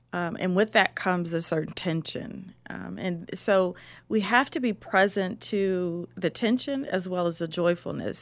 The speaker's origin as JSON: {"language": "English", "town": "Columbus", "region": "Ohio", "country": "United States", "said": "I'm from Columbus, Ohio"}